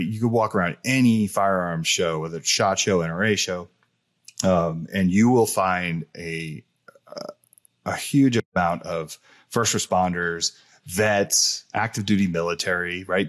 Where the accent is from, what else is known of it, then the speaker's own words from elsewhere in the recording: New Jersey, United States; also born or lived in California; being from New Jersey, me growing up in California and Jersey